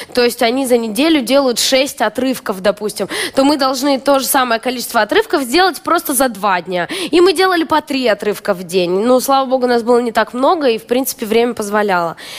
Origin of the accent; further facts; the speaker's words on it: Omsk, Omsk Oblast, Russia; moved away as an adult; now in Moscow, Russia; Это абсолютно омская привычка. Там у меня двери не закрывались. Вот я помню, детство было, мы жили на первом этаже